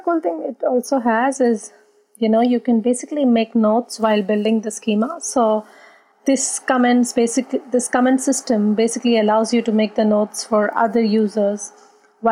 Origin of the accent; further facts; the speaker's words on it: India; now in Berlin, Germany; I'm originally from India